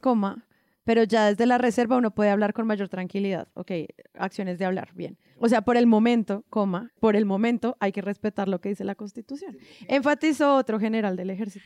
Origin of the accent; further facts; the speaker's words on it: Colombia; como colombiana